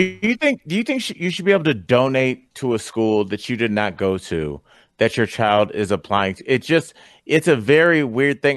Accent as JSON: {"language": "English", "town": "Cleveland", "region": "Ohio", "country": "United States", "tie": "born or raised there", "said": "that's my hometown, so Cleveland"}